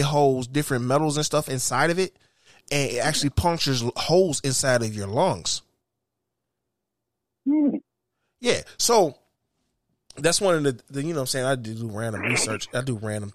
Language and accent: English; Detroit, Michigan, United States; We grew up on the West Side